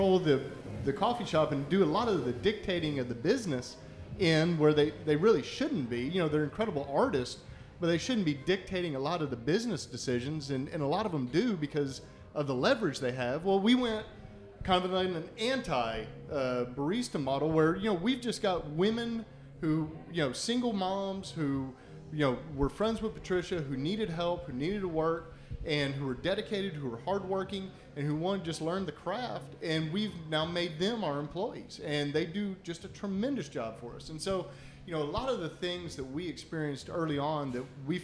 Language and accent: English; San Antonio, Texas, United States; I'm from San Antonio